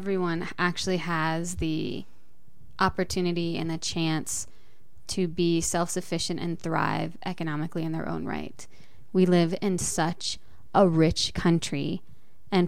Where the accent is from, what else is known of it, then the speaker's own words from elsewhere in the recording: Boulder, Colorado, United States; also born or lived in Denver, Colorado / Adams County, Colorado; I was born in Boulder